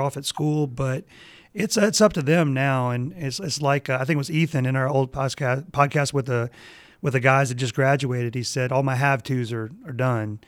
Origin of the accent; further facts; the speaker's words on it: Mississippi, United States; I'm from Mississippi